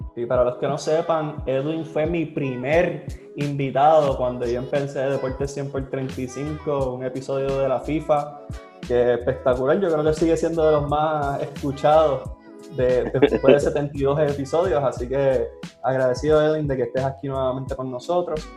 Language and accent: Spanish; Trujillo Alto, Puerto Rico; yo soy de Trujillo Alto, Puerto Rico, pero yo muchas veces digo que soy de Caguas